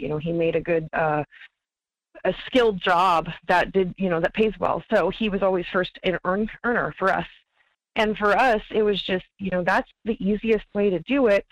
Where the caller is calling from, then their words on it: Wasilla, Alaska, United States; calling from Wasilla.